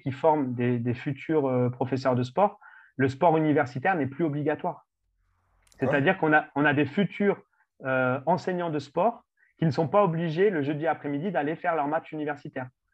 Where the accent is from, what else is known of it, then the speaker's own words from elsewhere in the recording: France; en tant que Français